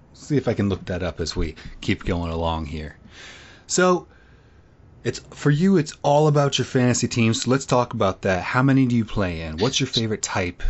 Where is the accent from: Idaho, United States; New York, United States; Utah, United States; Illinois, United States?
Illinois, United States; now in North Carolina, United States; growing up in Illinois, I would watch the, uh, Blackhawks